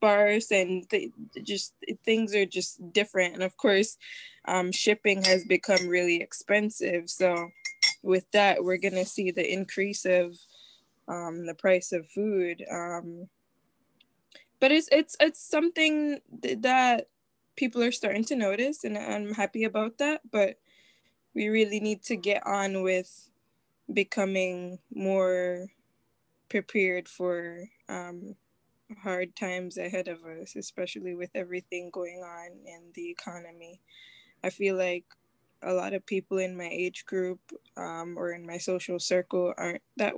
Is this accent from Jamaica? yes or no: yes; Jamaica; moved away; growing up in Jamaica, you have to prepare hurricane season